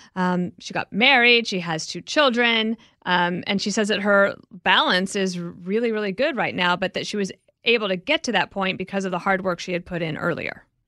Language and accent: English; Wyoming, United States; I'm just from Wyoming